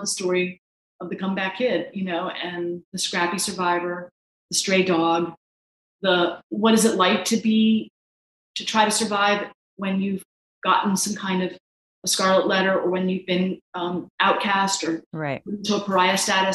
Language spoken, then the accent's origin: English; the Ozarks, United States; now in St. Louis, United States; I am from the Ozarks, but I haven't lived there in years. I live up north. I live in St. Louis